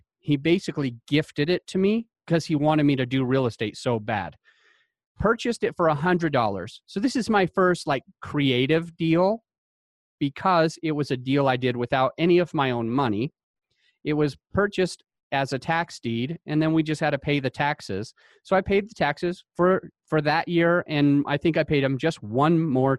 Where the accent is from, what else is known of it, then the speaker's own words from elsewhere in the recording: Utah, United States; I grew up in Utah.